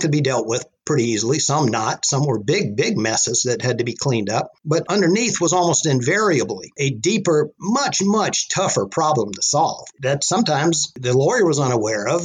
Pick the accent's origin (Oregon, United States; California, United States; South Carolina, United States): South Carolina, United States; moved away as an adult; now in Chapel Hill, United States; I was born and raised in South Carolina, also known as the Lower Carolina. And I grew up in a small town in the low country of South Carolina